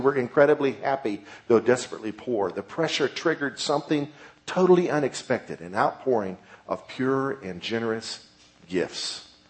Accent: United States; I'm an American, and I'm not used to persecution.

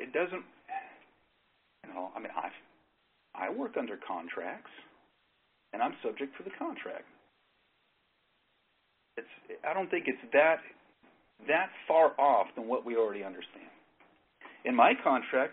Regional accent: Northern California, United States; moved away; originally I'm from Northern California. I was born up in Northern California, and I spent much of my growing up off on the coast

